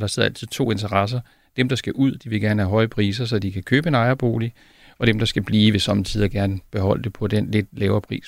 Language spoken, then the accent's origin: Danish; South Zealand, Denmark; jeg kommer selv fra Sydsjælland